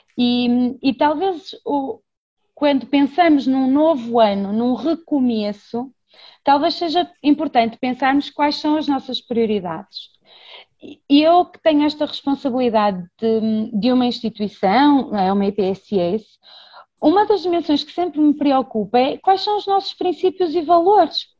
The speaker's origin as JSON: {"language": "Portuguese", "town": "Braga", "region": "Norte", "country": "Portugal", "said": "sou educadora de infância, sou de Braga"}